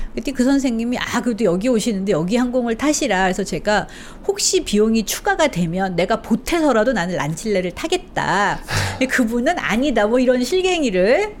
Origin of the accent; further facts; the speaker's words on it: South Korea; moved away as an adult; also born or lived in Chile; 저는 이제 한국에서 외국인이었던 적이 없기 때문에